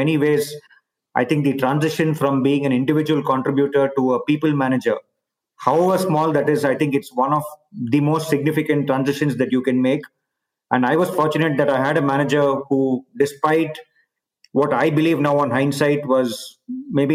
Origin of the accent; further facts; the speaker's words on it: India; moved away as an adult; also born or lived in Bay Area, United States / Barcelona, Spain / Singapore / China; I've obviously been born and brought up in India